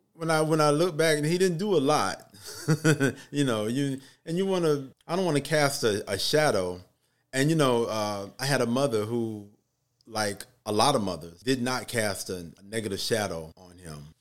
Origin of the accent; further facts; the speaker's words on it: Little Rock, Arkansas, United States; now in Atlanta, United States; I'm originally from Little Rock, Arkansas.